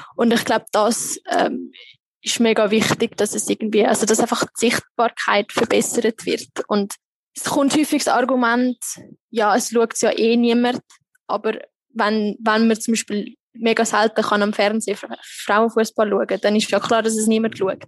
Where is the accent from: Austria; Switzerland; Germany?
Switzerland; moved away as an adult; now in Egypt; bei uns in der Schweiz